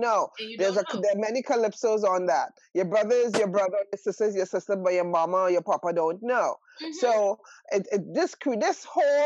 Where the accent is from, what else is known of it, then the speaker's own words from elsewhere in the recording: Trinidad & Tobago; I am from Trinidad and Tobago. So I grew up in a polygamous village